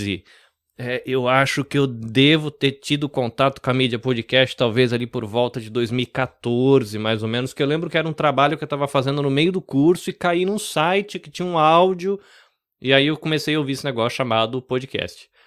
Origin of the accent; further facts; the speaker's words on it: Rio Claro, São Paulo, Brazil; also born or lived in Salvador; eu nasci em Salvador, na Bahia, cresci no interior de São Paulo. Né? Fui muito pequenininho, minha família é um bando de baiano que foi para São Paulo ganhar vida, né?